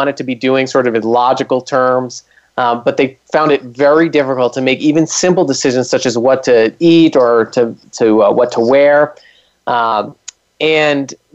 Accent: East Coast, United States; I'm from the East Coast

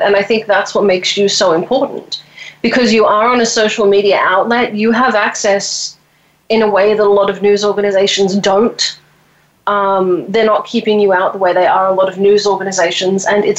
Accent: Australia; I'm from Australia

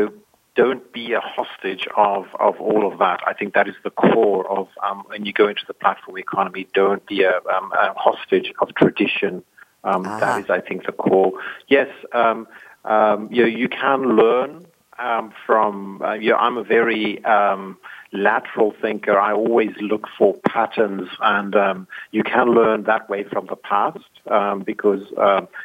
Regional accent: South Africa; moved away; I grew up in South Africa

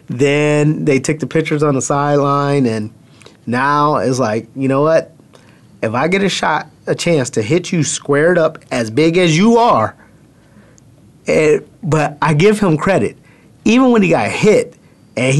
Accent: Chicago, Illinois, United States; my hometown, Chi-Town

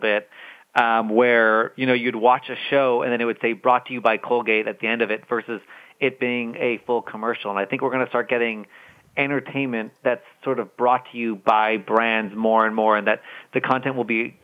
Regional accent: Vancouver, British Columbia, Canada; moved away; I'm from Vancouver originally, so I'm always going to be a Canucks fan at heart

